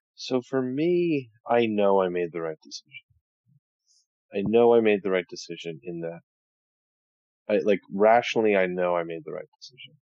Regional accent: New Jersey, United States; I'm from New Jersey

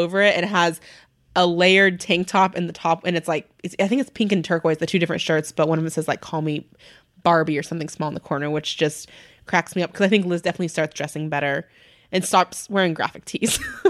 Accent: Southern California, United States; I'm from Southern California.

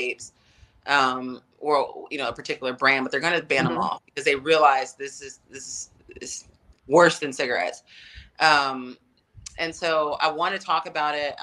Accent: Atlanta, Georgia, United States; I'm in Atlanta, back in my hometown

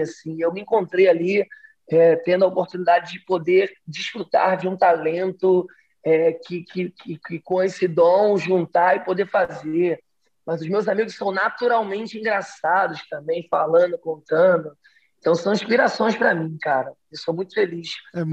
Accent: Rio de Janeiro, Brazil; accent: carioca; Eu sou do Rio de Janeiro, então aqui eu, eu sou do subúrbio do Rio, sou de Realengo, já andei muito de trem

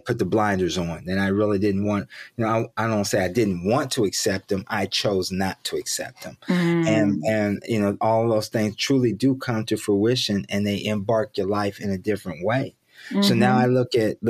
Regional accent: Columbus, Ohio, United States; moved away; I'm born and raised in Columbus, Ohio

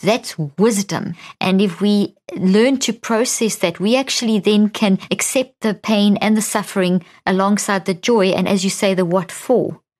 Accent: South Africa; also born or lived in Zimbabwe / America; now in United States; I'm Irish Italian background, born in Zimbabwe, grew up in South Africa

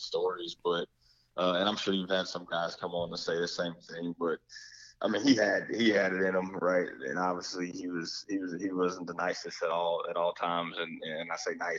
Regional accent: Pensacola, Florida, United States; also born or lived in Jacksonville; I grew up with Josh in Pensacola before I even moved to Jacksonville

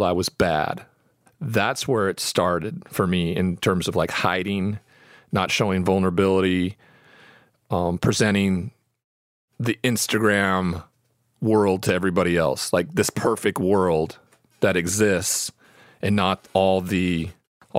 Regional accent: Great Falls, Montana, United States; I'm from Great Falls, Montana. I'm the only Montanan who's ever been drafted in the first round of the NFL draft.

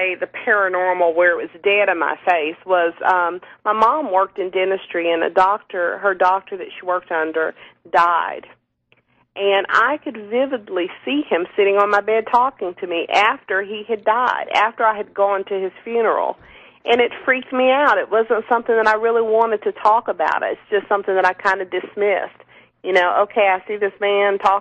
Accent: the South, United States; growing up in the South where I live

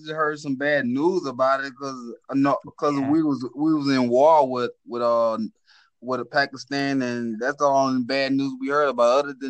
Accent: Louisiana, United States; I'm from Louisiana, North America in Louisiana.

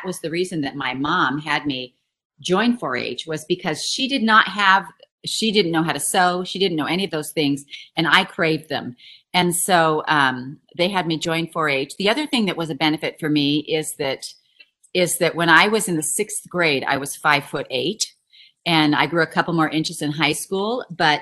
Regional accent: San Luis Obispo, California, United States; moved away as an adult; also born or lived in Salinas Valley, California; now in Hamilton, Missouri, United States; I was born in San Luis Obispo

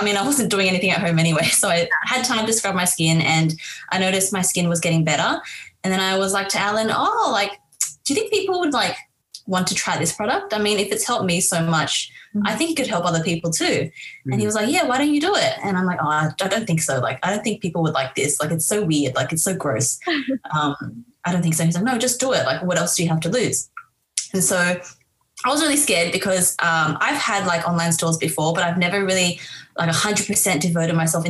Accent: Harbin, Heilongjiang, China; moved away; I'm actually from Harbin in China.

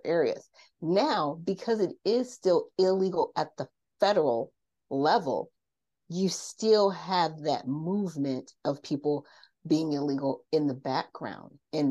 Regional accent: Garden Grove, California, United States; also born or lived in South Bend, Indiana; I grew up in Orange County, California. Now, if a lot of people know about Orange County, California, I grew up in Garden Grove

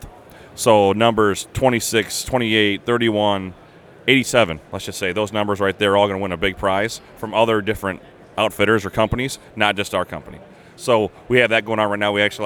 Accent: Bellevue, Iowa, United States; a brewery that's really close to my heart and from my hometown.

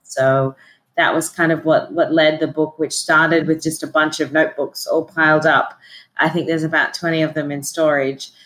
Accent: Australia; moved away; also born or lived in Sydney; I am originally from Australia

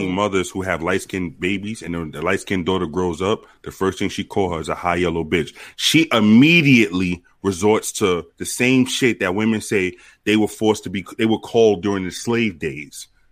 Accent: New York City, New York, United States; when I was growing up in New York

